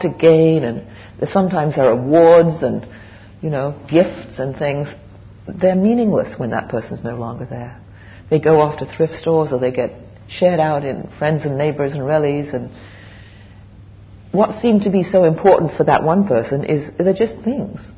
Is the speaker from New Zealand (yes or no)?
no; England, United Kingdom; moved away as an adult; also born or lived in West Coast, Canada; I grew up in England the first 20 years, and then I moved to Canada, the West Coast.